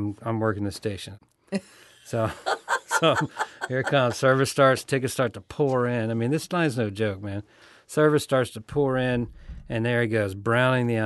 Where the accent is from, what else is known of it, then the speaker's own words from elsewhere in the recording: Louisiana, United States; moved away as an adult; also born or lived in San Francisco; I was from Louisiana